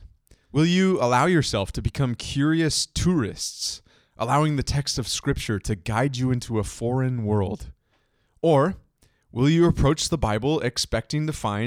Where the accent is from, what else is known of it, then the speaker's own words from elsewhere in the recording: East Bay Area, California, United States; As a long-term resident of the East Bay Area